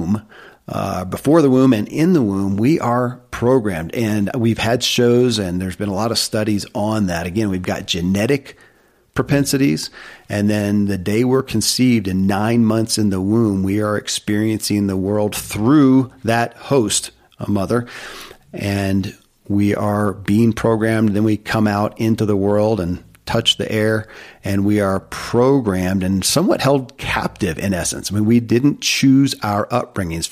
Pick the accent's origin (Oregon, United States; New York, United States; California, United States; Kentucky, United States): Kentucky, United States; born or raised there